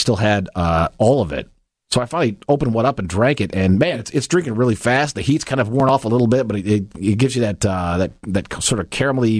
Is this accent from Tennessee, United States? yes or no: no; Indiana, United States; I'm from Indiana. It's a long way home.